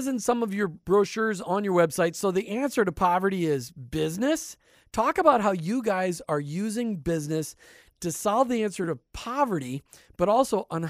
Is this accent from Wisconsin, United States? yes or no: no; Minnesota, United States; now in Tampa Bay, United States; growing up in Minnesota